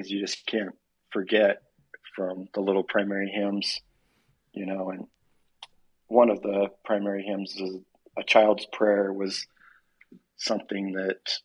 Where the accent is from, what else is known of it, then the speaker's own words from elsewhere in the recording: Orem, Utah, United States; moved away; also born or lived in California; I grew up in Orem, Utah